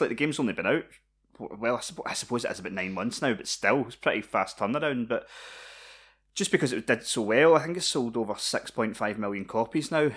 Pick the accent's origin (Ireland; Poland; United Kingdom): United Kingdom; Scotland; we're Scottish